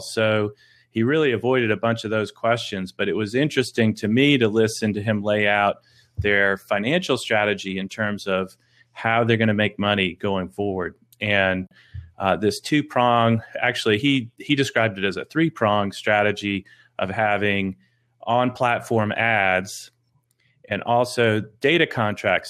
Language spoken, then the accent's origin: English; Boston, Massachusetts, United States; moved away; also born or lived in North Carolina; I grew up in Boston, Massachusetts